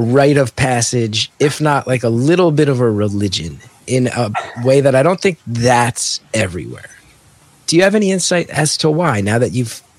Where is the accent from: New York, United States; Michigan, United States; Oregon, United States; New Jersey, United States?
New Jersey, United States; West Orange; We grew up in West Orange, Joel.